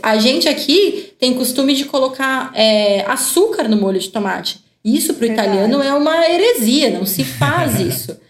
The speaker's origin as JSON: {"language": "Portuguese", "country": "Brazil", "said": "a gente, como brasileiro"}